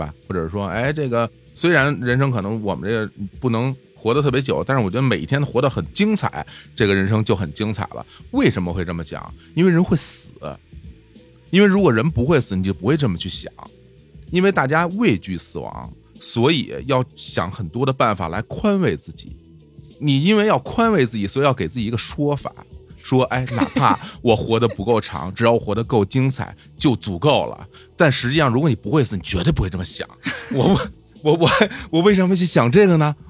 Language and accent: Chinese; Guangdong, China; 那我想去吃那个咱们潮汕那边那个晒那个虾干儿